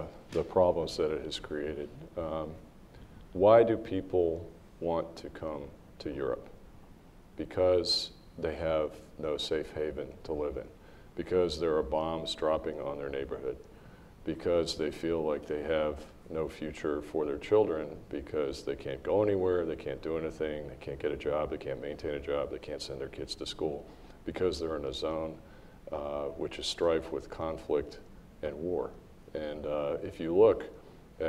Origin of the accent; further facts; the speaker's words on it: United States; As an American